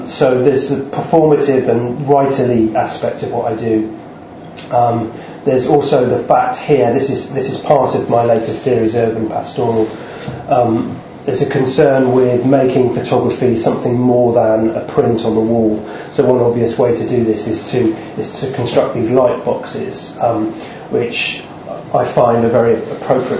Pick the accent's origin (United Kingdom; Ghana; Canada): United Kingdom; Devon, South West England; moved away as an adult; now in London, United Kingdom; I grew up in Devon, and I've lived the last 7-8 years in London.